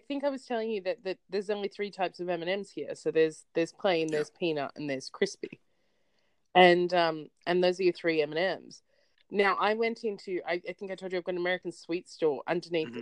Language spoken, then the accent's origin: English; Australia; I'm Australian